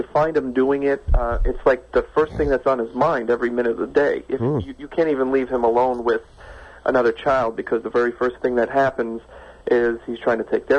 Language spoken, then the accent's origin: English; New York, United States; now in West Coast, United States; No, I'm originally from New York, but I'm on the West Coast now.